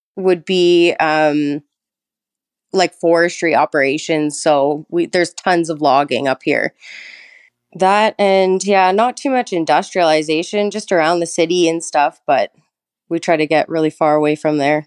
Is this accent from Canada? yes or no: yes; Thunder Bay, Ontario, Canada; also born or lived in British Columbia; I was born and raised in Thunder Bay